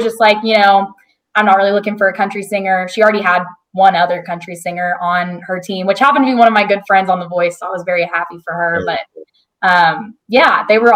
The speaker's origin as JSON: {"language": "English", "town": "El Dorado", "region": "Arkansas", "country": "United States", "tie": "born or raised there", "also_born_or_lived": "Texas", "moved": "yes", "lives_now": "Nashville, United States", "said": "my hometown in El Dorado, Arkansas"}